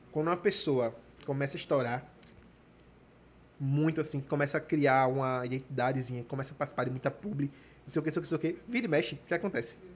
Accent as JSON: {"language": "Portuguese", "region": "Pernambuco", "country": "Brazil", "said": "é bem coisa de pernambucano, né? Tipo, é a minha terra."}